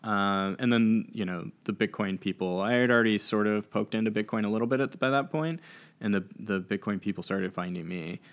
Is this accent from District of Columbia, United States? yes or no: yes; Washington, District of Columbia, United States; also born or lived in McLean, Virginia; I grew up in Washington, D C